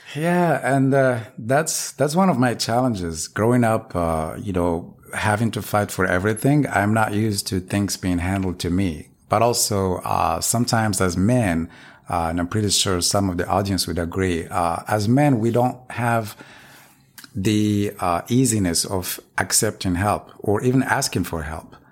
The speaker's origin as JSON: {"language": "English", "country": "Morocco", "moved": "yes", "lives_now": "United States", "said": "I'm originally from Morocco"}